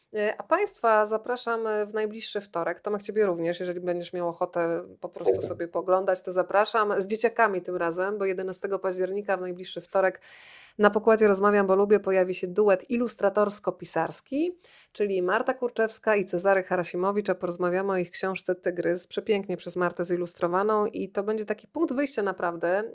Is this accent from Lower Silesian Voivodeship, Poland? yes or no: no; Rzeszów, Subcarpathian Voivodeship, Poland; moved away as an adult; dorastałam w latach 80. w Rzeszowie